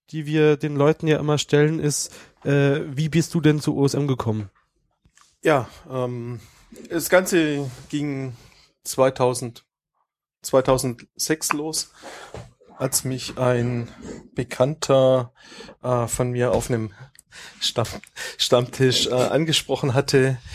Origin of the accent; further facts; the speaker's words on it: Baden-Württemberg, Germany; ich komme aus äh, ursprünglich aus dem Großraum Stuttgart.